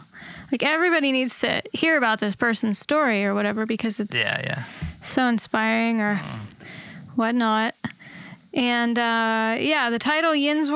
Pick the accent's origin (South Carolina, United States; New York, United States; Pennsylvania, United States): Pennsylvania, United States; Pittsburgh; our fellow Pittsburghers.